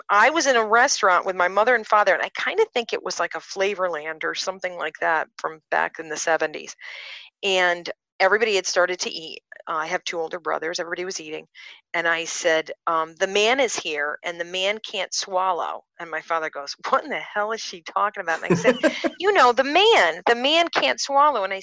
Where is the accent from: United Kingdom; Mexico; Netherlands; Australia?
Netherlands; Rotterdam, South Holland; I'm the youngest of three, and I'm born and raised in Rotterdam, and come from a very conservative, regular family.